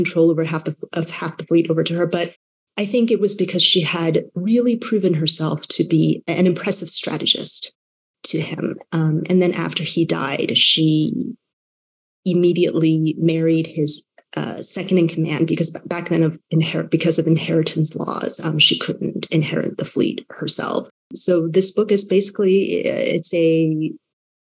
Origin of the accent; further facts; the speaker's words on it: Taiwan; moved away; I was born and raised in Taiwan